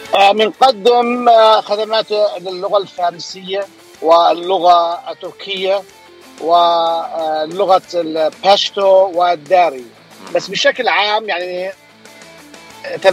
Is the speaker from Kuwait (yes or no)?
no; Jordan; moved away as an adult; also born or lived in San Francisco Bay Area, United States / Los Angeles, United States; now in Anaheim, United States; انا آه، اصلا آه، من الاردن يعني اصلي اردني هاجرت على امريكا